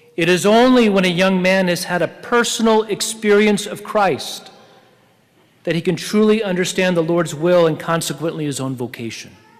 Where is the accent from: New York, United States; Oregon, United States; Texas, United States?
Oregon, United States; I was from Oregon